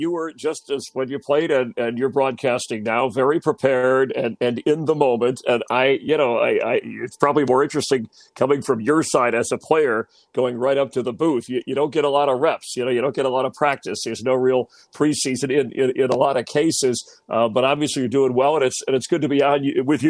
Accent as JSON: {"language": "English", "town": "Miami", "region": "Florida", "country": "United States", "tie": "born or raised there", "said": "in Miami, South Florida, growing up as a kid"}